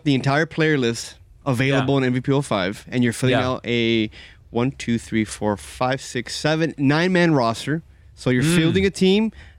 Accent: Miami, Florida, United States; born or raised there; now in Doral, United States

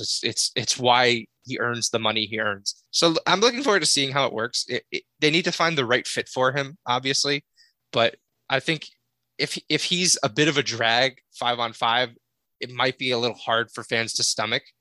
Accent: Connecticut, United States; I'm from Connecticut

